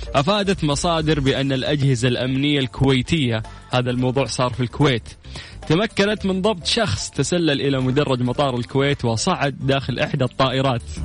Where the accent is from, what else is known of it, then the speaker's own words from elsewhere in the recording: Saudi Arabia; عندنا في السعوديه